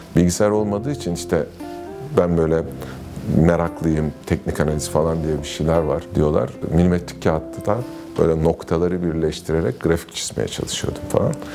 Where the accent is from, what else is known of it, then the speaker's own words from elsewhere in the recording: Ankara, Turkey; Ben Ankara'da büyüdüm. Ee, ailem hala orada.